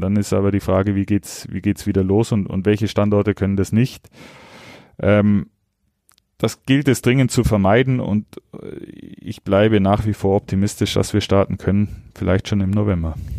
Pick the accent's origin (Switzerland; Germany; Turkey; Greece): Germany; Augsburg, Bavaria; moved away; ich bin stolzer Augsburger